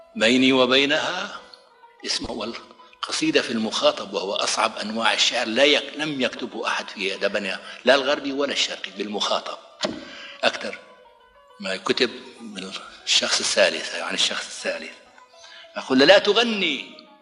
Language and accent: Arabic; Idlib Governorate, Syria; moved away as an adult; also born or lived in Brazil; وازور قريتي في قضاء المعره لاودع ابناء عشيرتي